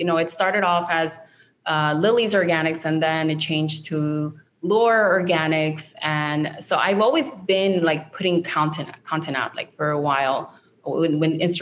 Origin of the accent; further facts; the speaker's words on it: Barranquilla, Atlántico, Colombia; English is a second language; moved away; I was born in Barranquilla